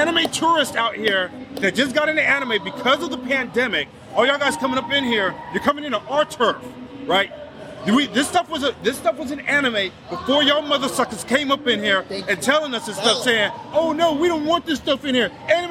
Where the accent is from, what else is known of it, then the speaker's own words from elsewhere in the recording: Dallas, Texas, United States; up in my hometown, at one point in the Dallas area